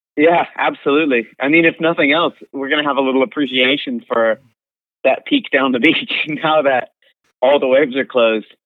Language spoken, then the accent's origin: English; East Coast, United States; moved away; I'm from the East Coast and it gets really, really cold